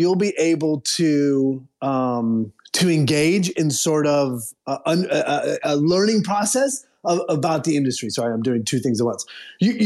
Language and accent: English; Midwest, United States; moved away; both Bill and I grew up in the Midwest